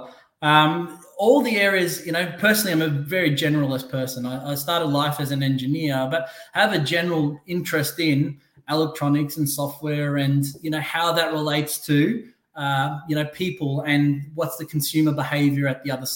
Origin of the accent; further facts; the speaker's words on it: Australia; moved away as an adult; now in Newport Beach, United States; I'm Australian, born in Australia. Came to Orange County, Newport Beach, five, almost 6 years ago with my wife.